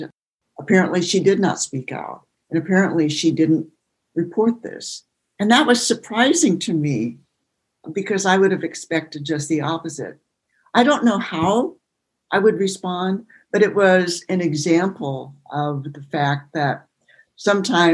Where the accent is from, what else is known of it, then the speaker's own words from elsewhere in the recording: Hood River, Oregon, United States; I'm from Oregon or near Portland, or I was born in the Columbia Gorge.